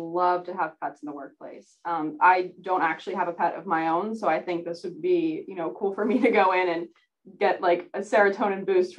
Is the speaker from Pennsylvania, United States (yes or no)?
yes; Abington, Pennsylvania, United States; I'm from Abington, Pennsylvania.